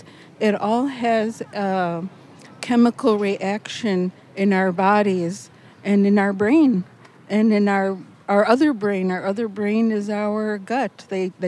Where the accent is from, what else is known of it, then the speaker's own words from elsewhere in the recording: central Wisconsin, United States; I'm from central Wisconsin, and my tribe is Otomi, O-T-O-M-I, and we are from Mexico.